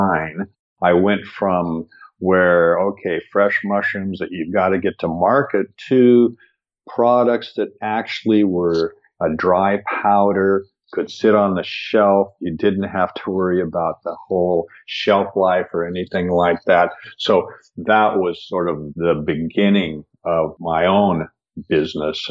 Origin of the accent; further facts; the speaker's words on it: Seattle, Washington, United States; I grew up in Seattle in an area that is evergreen